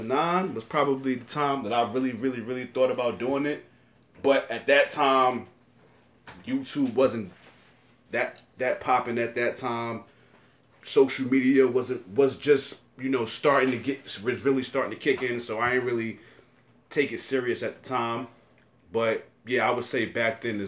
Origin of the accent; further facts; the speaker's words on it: New York City, New York, United States; I'm from Brooklyn